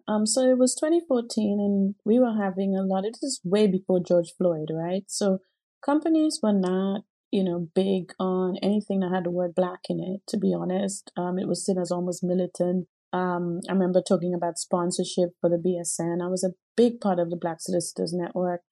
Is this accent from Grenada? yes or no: yes; Grenada; now in United Kingdom; I grew up in the Caribbean in Grenada, and everyone around black